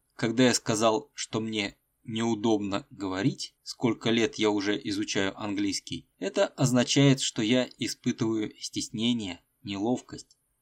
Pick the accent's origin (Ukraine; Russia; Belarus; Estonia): Russia; Tolyatti, Samara Oblast; moved away as an adult; also born or lived in Rostov-on-Don; Я родился и вырос в Тольятти